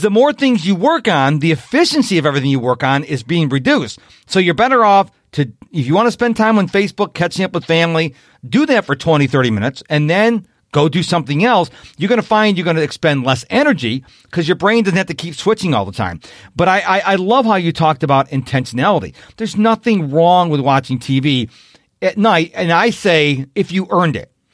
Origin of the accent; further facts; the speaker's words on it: Rochester, New York, United States; now in Houston, United States; when I was growing up in Rochester, New York